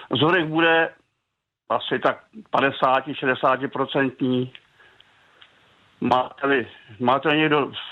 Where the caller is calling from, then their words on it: Jihlava, Vysočina Region, Czechia; Jsem z Jihlaska